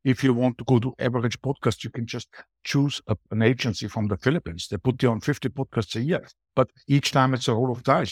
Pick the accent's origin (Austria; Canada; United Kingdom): Austria; accent: Austrian; English is a second language; moved away as an adult; also born or lived in Latin America; now in Spain; I'm from Austria